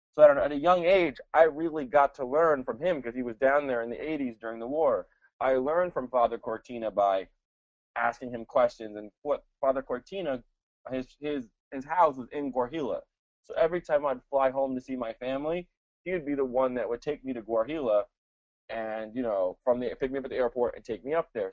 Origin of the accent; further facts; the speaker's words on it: Princeton, New Jersey, United States; first language Spanish; English is a second language; also born or lived in El Salvador / Santa Tecla, El Salvador; we lived in Princeton, and I grew up in Princeton